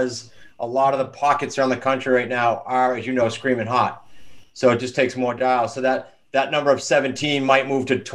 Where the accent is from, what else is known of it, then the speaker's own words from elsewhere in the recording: New England, United States; we're from New England, right? So we're pretty blunt and to the point